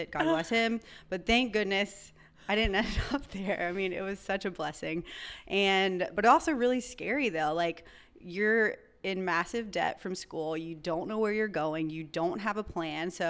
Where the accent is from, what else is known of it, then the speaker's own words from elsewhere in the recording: North Carolina, United States; also born or lived in Chicago, Illinois; I was born in Chicago, Illinois, grew up in North Carolina, kind of been a gypsy my entire life.